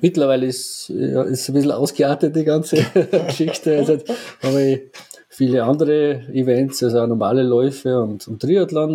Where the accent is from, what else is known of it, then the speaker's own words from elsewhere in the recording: Obertrum am See, Salzburg, Austria; ich komme ja aus Obertron